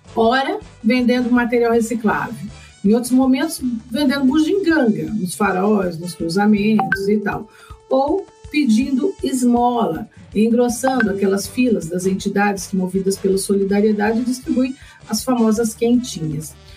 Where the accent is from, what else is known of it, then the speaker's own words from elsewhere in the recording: Brazil; nós brasileiros